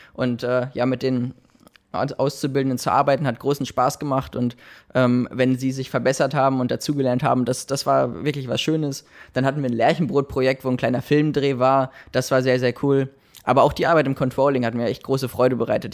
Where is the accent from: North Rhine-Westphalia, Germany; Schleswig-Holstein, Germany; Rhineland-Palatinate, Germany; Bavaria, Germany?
North Rhine-Westphalia, Germany; Dortmund; moved away as an adult; also born or lived in Bochum / Münsterland / Heilbronn; now in Ludwigshafen, Germany; ich komme gebürtig aus Dortmund und ähm, von daher bin ich am Wochenende auch mal in der Heimat